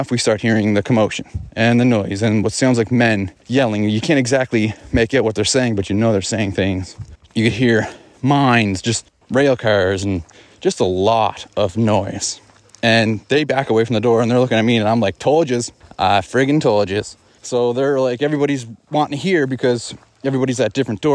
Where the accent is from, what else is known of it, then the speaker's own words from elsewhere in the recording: Glace Bay, Nova Scotia, Canada; my hometown of Glace Bay, which is in Nova Scotia